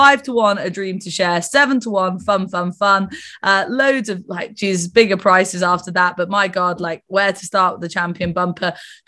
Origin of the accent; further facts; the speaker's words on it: United Kingdom; for me as a Brit